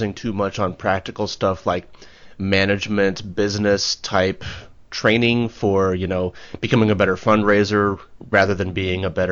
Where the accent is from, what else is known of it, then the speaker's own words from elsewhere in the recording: United States; as an American